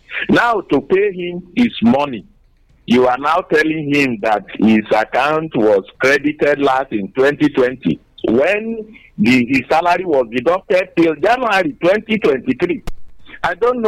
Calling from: Nigeria; Right, I'm calling from Housing Estate, Olumuri.

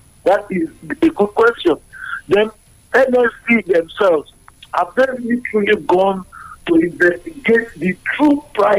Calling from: United States; I'm calling from America.

